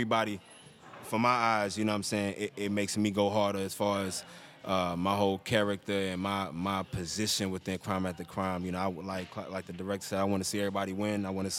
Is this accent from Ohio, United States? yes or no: no; Maryland, United States; Facts, you know, we was brought up in the Maryland area